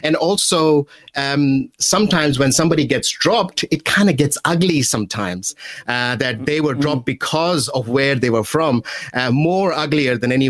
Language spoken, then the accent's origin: English; Karachi, Sindh, Pakistan; moved away as an adult; now in New Zealand; I was born in Karachi. And I came to New Zealand in 2010.